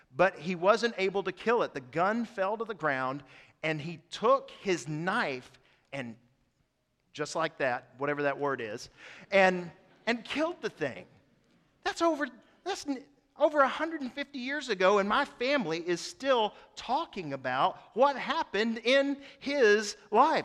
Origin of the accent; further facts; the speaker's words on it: East Tennessee, United States; I'm from East Tennessee.